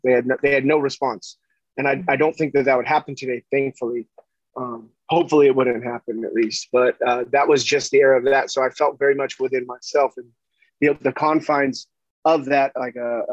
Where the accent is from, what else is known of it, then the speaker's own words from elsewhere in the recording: Huntington Beach, California, United States; I grew up in Orange County, California, and in Huntington Beach